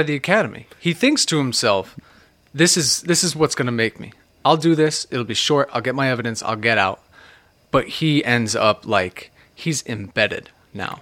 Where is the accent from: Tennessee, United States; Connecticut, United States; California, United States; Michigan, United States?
Connecticut, United States; New Haven; accent: New England; I grew up, like, in the New Haven area, so they're a little more influenced by New York